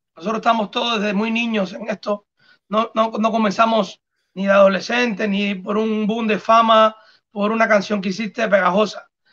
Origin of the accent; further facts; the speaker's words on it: Cuba; somos los tres cubanos